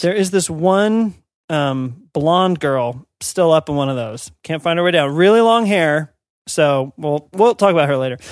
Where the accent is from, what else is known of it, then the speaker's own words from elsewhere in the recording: United States; as an American